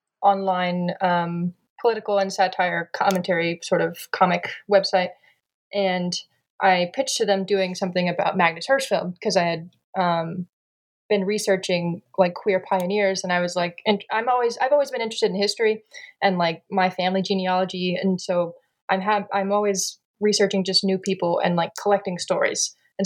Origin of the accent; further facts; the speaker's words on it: San Antonio, Texas, United States; also born or lived in New Mexico / Tennessee; I've always lived in the South. I mean, I was born in San Antonio, Texas, and that's where I live today.